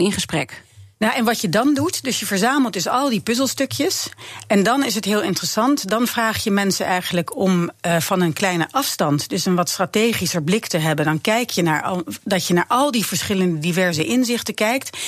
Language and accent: Dutch; Netherlands; als Nederlanders